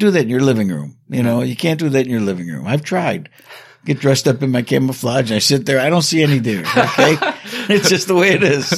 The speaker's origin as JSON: {"language": "English", "region": "New York", "country": "United States", "tie": "born or raised there", "said": "my hometown here"}